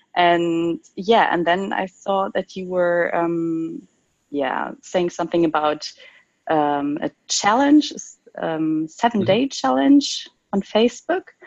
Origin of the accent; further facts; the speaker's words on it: Cologne, North Rhine-Westphalia, Germany; I'm from Cologne in Germany